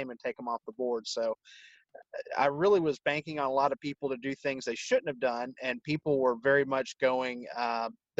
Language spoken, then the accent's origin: English; United States; I'm an American